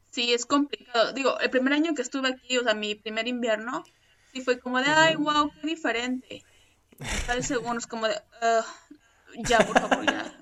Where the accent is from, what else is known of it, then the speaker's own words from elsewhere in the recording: Mexico; moved away as an adult; now in Sweden; yo soy de México